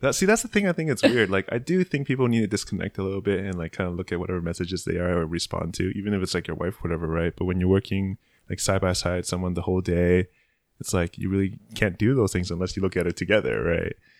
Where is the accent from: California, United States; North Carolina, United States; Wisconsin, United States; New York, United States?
California, United States; San Francisco; moved away as an adult; also born or lived in San Jose; now in Tokyo, Japan; born and raised in San Francisco